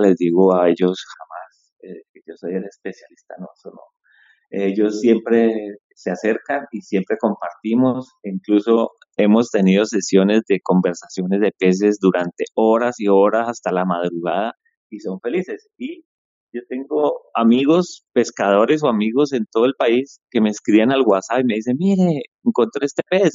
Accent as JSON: {"language": "Spanish", "town": "Popayán", "region": "Cauca", "country": "Colombia", "tie": "born or raised there", "said": "Yo soy de Popayán"}